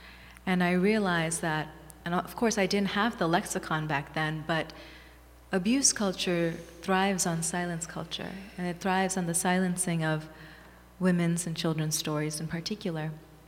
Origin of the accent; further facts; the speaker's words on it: Thailand; also born or lived in Bangladesh / Hawaii, United States; I was born in Bangladesh and raised in Thailand and Hawaii. I was in Hawaii for 4 years. My father was in graduate school there. And I was raised in Thailand from the time I was six.